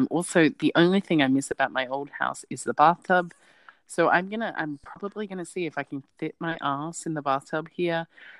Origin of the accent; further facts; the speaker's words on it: Australia; accent: Australian, not overly Australian; my accent is Australian, but it's not overly Australian